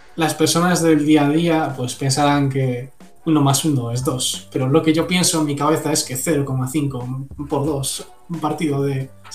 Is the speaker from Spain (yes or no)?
yes; Spain